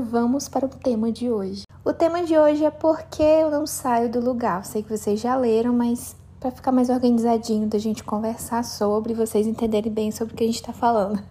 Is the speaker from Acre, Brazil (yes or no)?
yes; Cruzeiro do Sul, Acre, Brazil; moved away; eu cheguei de viagem aqui em Cruzeiro do Sul, na minha cidade natal